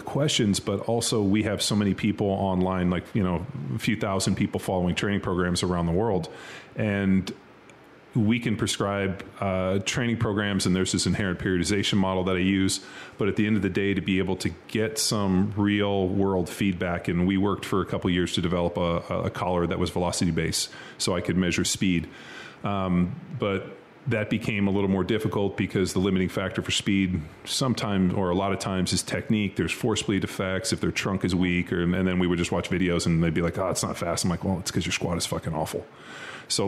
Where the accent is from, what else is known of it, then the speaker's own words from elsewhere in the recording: California, United States; moved away; also born or lived in Philadelphia; I grew up in California